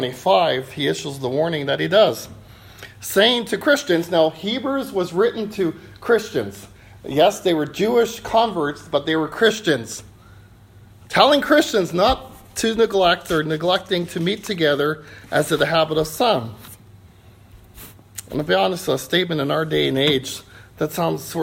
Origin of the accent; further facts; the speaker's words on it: Canada; We're from Canada